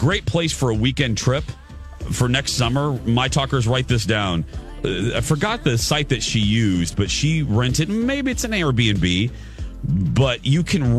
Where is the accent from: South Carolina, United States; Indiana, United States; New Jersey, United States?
Indiana, United States; Michigan City; now in Twin Cities, United States; It's about 40 minutes, about a half hour from my hometown. Mm. Michigan City, Indiana. That's right. Mm. Right on the lake shore there. Home of the Indiana Dunes.